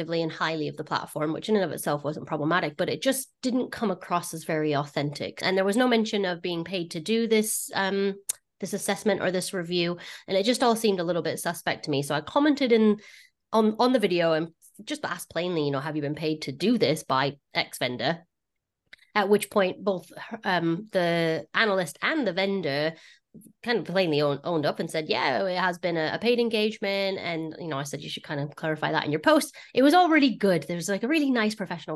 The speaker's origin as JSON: {"language": "English", "country": "United States", "accent": "American", "said": "my American accent."}